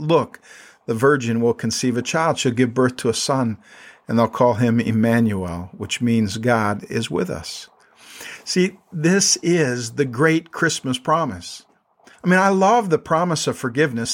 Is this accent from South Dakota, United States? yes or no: yes; South Dakota, United States; moved away as an adult; also born or lived in Minnesota / New York City; now in State College, United States; I grew up in South Dakota